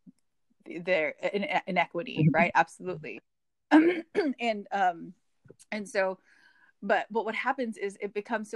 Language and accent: English; Hawaii, United States; I grew up in Hawaii